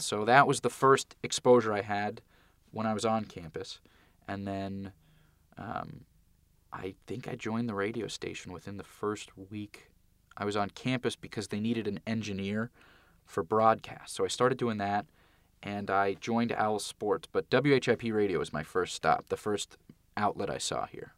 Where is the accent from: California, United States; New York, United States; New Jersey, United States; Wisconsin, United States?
California, United States; Santa Monica; moved away as an adult; also born or lived in Philadelphia; I grew up in Santa Monica, still live in the same house that I grew up in.